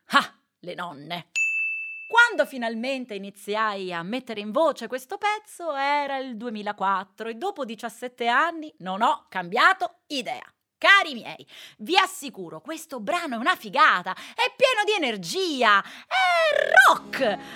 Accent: Veneto, Italy; also born or lived in Rome; io so veneta, nata a Roma con madre siciliana

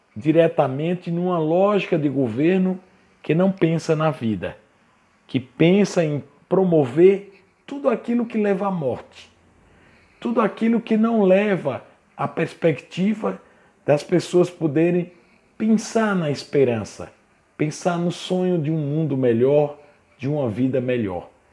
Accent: Brazil; enquanto brasileiros

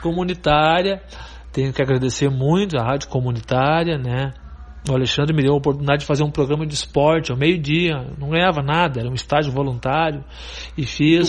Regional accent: Rincão do Erval, Rio Grande do Sul, Brazil; nasci no Rincão do Erval, né? Nasci de uma família muito humilde

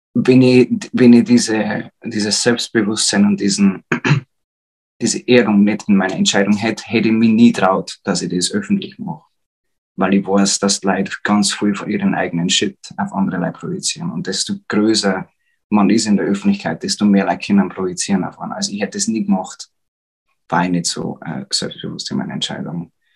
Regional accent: Upper Palatinate, Bavaria, Germany; accent: Bavarian; ich bin aus der Oberpfalz

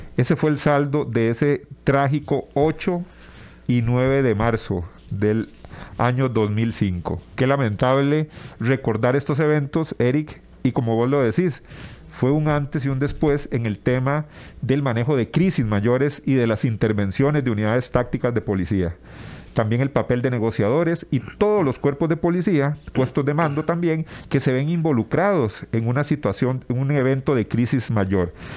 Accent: Tibás, San José, Costa Rica; yo soy oriundo también de Tibás

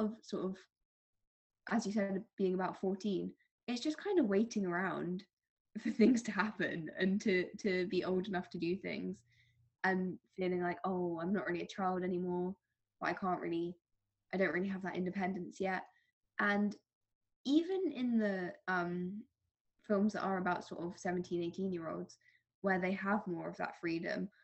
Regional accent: London, United Kingdom; I am from London

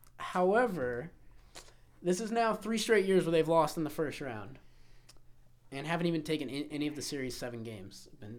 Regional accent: Boston, Massachusetts, United States; Hey, fuck you. Like, I'm from Boston.

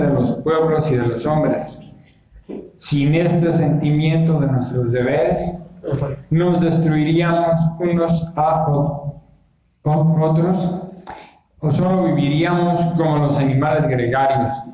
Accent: Mexico; somos los mexicanos

